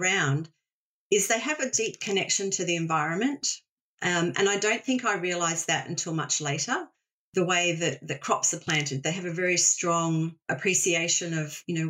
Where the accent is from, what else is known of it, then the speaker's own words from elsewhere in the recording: Australia; Growing up in Australia, you know, we are blessed with a beautiful country, and I grew up with Keep Australia Beautiful